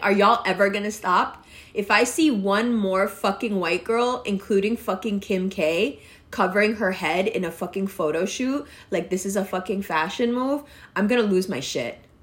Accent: Pakistan; I'm always Pakistani

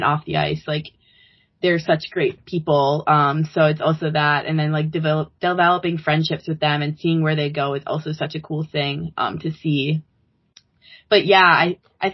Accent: Edina, Minnesota, United States; I'm from Edina

